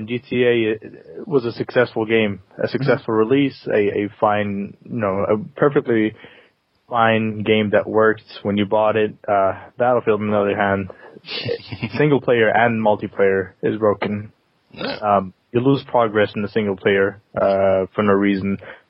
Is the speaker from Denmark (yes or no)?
yes; Denmark; now in London, United Kingdom